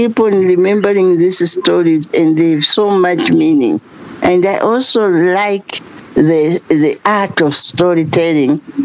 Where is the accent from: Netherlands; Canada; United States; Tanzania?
Tanzania; from Tanzania